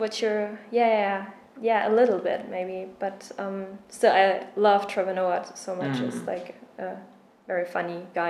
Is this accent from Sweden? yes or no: no; Germany; accent: German; English is a second language; moved away; I was a student abroad and I was a German exchange student.